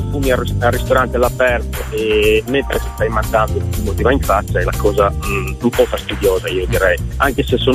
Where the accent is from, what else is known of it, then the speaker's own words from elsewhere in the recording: Cremona, Lombardy, Italy; Io sono di Cremona